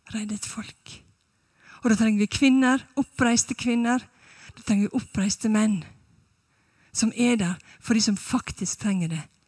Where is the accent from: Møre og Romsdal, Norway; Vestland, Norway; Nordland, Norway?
Møre og Romsdal, Norway; Sunnmøre; moved away as an adult; now in Stavanger, Norway; Jeg er fra Sunnmøre